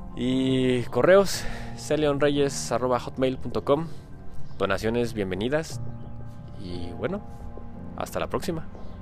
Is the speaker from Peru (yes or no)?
no; Mexico; aquí en mi país, aquí en México